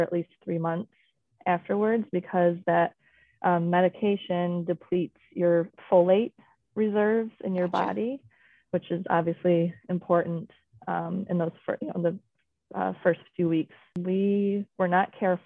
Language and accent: English; Michigan, United States; I was born and raised here in Michigan